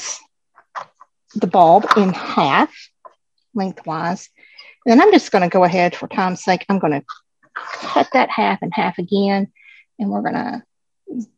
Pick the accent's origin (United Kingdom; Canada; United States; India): United States; the South; I am from the South, so I am a Southern girl at heart